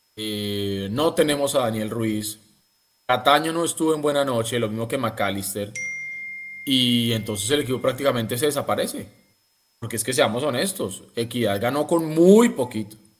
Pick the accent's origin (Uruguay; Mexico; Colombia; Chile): Colombia; todos los colombianos que creemos que somos más que ecuatorianos, bolivianos y peruanos